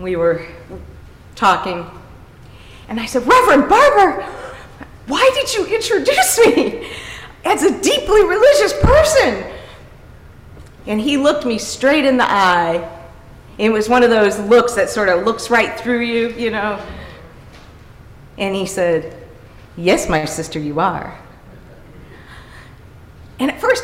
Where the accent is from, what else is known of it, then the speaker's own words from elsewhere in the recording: University City, Missouri, United States; my parents were both local elected officials in University City